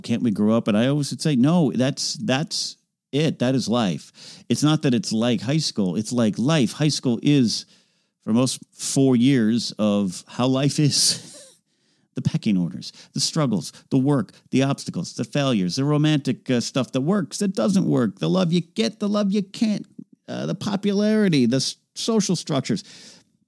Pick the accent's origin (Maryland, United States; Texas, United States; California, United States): California, United States; San Luis Obispo; moved away as an adult; now in Los Angeles, United States; this place called Madonna Inn in my hometown